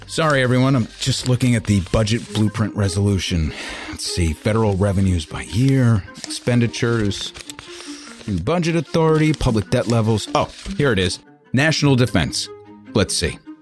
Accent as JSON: {"language": "English", "region": "New York", "country": "United States", "said": "As a New Yorker"}